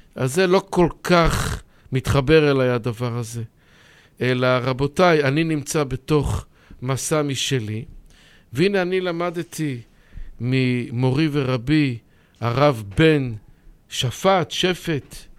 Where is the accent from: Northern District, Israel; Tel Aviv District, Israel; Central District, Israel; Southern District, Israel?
Tel Aviv District, Israel; Bnei Brak; נולדתי בבני ברק